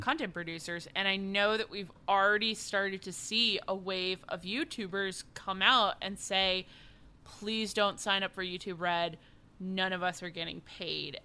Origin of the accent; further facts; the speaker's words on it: East Coast, United States; also born or lived in New York City; I was born and raised on the East Coast.